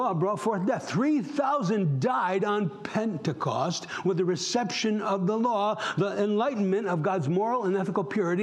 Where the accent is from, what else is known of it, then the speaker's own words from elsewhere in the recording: New York, United States; moved away as an adult; in New York, where I come from